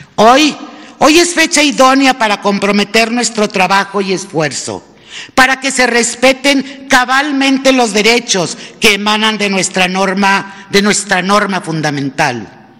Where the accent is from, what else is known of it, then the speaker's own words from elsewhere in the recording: Mexico; nuestro papel como mexicanas y como mexicanos